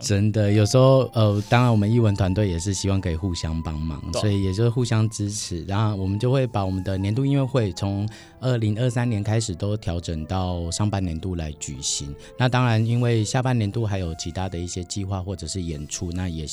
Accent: Penghu County, Taiwan; moved away; 我的家乡在，呃 在，在澎湖。嗯。对，我的老家澎湖其实没有什么太多的光害

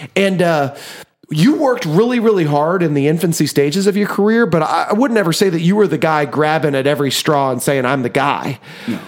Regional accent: Osawatomie, Kansas, United States; we grew up in Osawatomie, Kansas

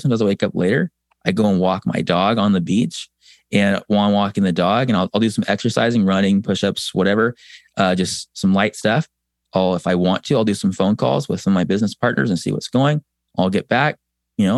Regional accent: San Diego, California, United States; moved away; I'm from San Diego originally

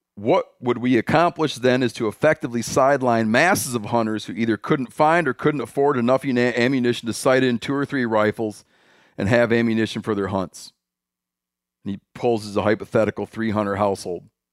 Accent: Michigan, United States; moved away; My home state.

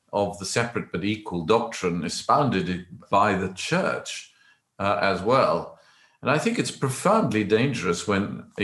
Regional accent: South Africa; moved away as an adult; now in England, United Kingdom; I grew up in South Africa under the apartheid regime

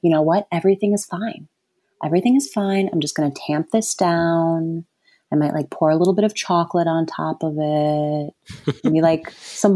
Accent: Wisconsin and Ohio, Midwest, United States; moved away; also born or lived in New York City; I grew up in Wisconsin, between Wisconsin and Ohio.

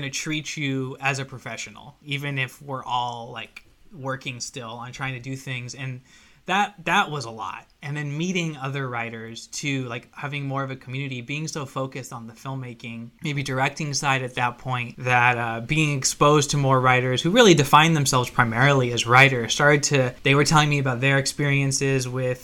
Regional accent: United States; I'm Mexican American

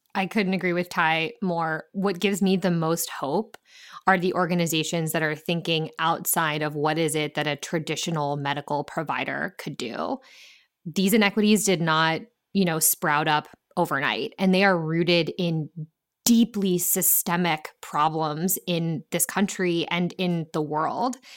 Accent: Ohio, United States; my home state of Ohio

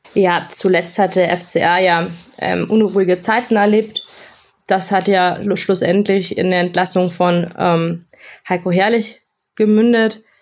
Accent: Augsburg, Bavaria, Germany; moved away as an adult; also born or lived in North Rhine-Westphalia (near Bielefeld); now in North Rhine-Westphalia, Germany; Ich bin gebürtige Augsburgerin, lebe aber seit einigen Jahren in NRW, in der Nähe von Bielefeld

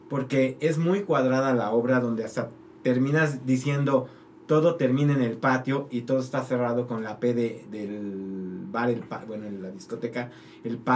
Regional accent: Mexico

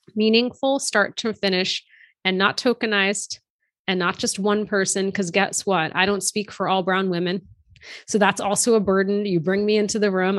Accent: outside of Boston, Massachusetts, United States; My younger brother and I were born and raised here in the U S. We were raised outside of Boston.

